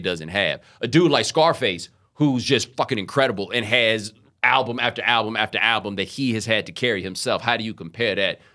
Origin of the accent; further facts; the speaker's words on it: Houston, Texas, United States; also born or lived in Atlanta, Georgia; We moved to Houston when I was seven